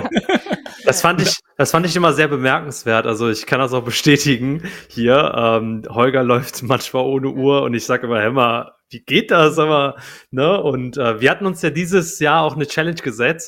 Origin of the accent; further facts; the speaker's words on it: Cologne, North Rhine-Westphalia, Germany; moved away as an adult; ich bin wieder in meine alte Heimat gezogen, nach, also nach Köln.